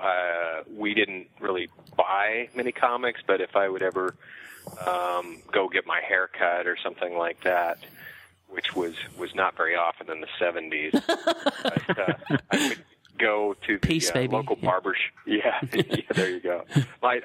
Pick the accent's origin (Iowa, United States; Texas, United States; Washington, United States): Washington, United States; southeastern Washington State, United States; moved away; I grew up in southeastern Washington State, Pacific Northwest of the United States